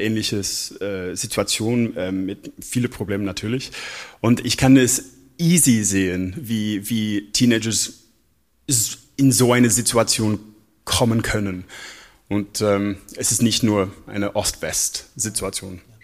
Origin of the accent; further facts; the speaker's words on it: Northern Ireland, United Kingdom; Ich bin aus Nordirland